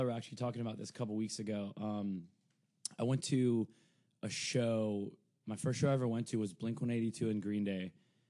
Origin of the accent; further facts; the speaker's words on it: Toronto, Ontario, Canada; I grew up in Toronto.